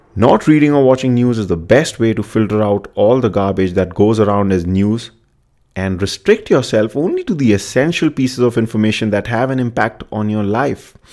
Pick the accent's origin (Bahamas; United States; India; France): India; I'm from India